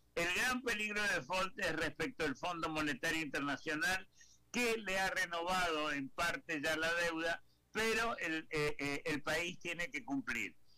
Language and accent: Spanish; Argentina; moved away; como argentino que a pesar que vivo, que vivo hace 50 años fuera del país